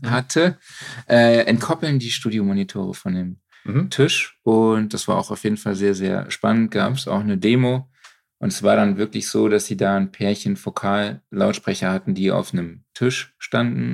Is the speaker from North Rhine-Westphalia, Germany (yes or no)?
yes; Cologne, North Rhine-Westphalia, Germany; als Kölner